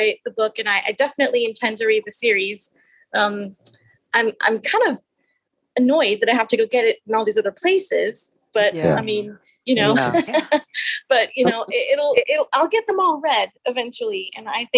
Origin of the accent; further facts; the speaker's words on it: Texas, United States; I'm from Texas